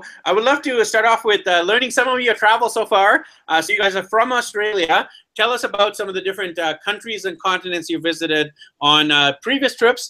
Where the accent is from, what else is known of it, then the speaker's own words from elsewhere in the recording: Vancouver, British Columbia, Canada; And my background is actually Indian. I'm born and raised in Vancouver, BC, Canada, but I'm Indian ethnicity.